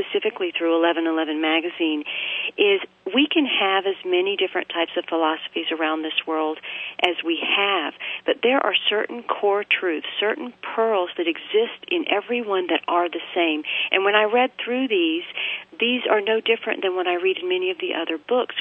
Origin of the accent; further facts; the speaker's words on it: Bible Belt South, United States; I'm an Indian by heritage, but I've grown up pretty much in the United States and in the Bible Belt South